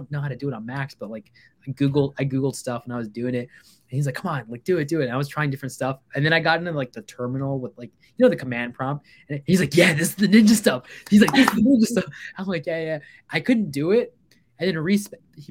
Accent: Virginia, United States; also born or lived in Bangladesh / Canada / Baltimore, Maryland; I come from the far eastern lands of Bangladesh. I immigrated here when I was I went to Canada like really young, and then we came here. We lived in Baltimore, Maryland, actually, when I was like four and a half. I grew up in Virginia

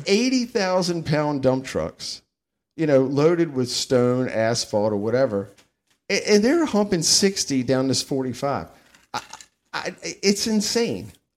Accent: Virginia, United States; We're from Virginia

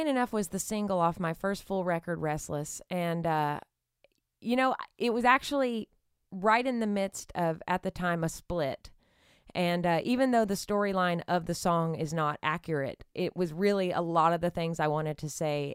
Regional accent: Nacogdoches, Texas, United States; moved away; growing up in East Texas

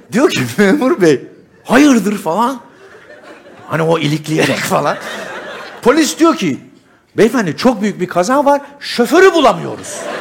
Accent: Istanbul, Turkey; Ben doğma büyüme İstanbulluyum

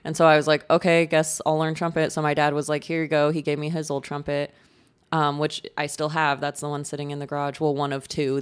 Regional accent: Colorado, United States; my hometown is in Colorado, really close to Utah

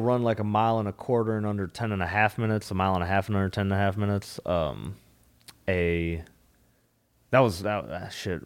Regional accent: Minnesota, United States; also born or lived in South Florida; now in Austin, United States; I'm from Minnesota

